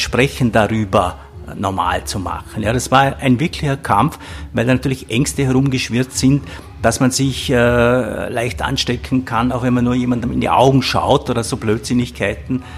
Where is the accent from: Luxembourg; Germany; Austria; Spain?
Austria; Vorarlberg; ich komme aus Vorarlberg